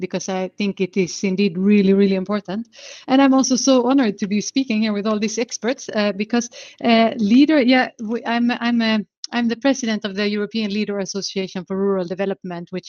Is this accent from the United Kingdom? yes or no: no; Sweden; I am from Sweden myself